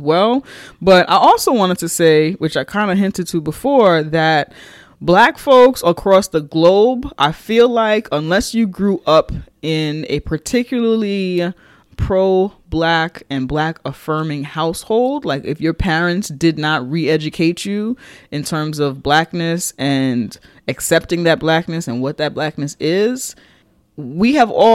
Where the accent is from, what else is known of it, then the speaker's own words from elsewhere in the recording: New York, United States; growing up in New York and in the Bronx in particular